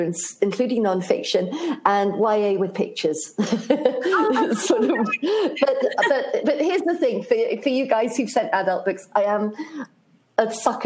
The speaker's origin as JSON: {"language": "English", "country": "United Kingdom", "said": "being British"}